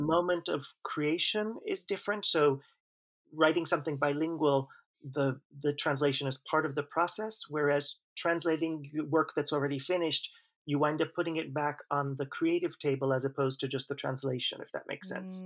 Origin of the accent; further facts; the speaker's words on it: Long Island, New York, United States; first language English; moved away as an adult; also born or lived in Manhattan, New York / New Haven, Connecticut; now in Spain; I was born in Manhattan. I grew up on Long Island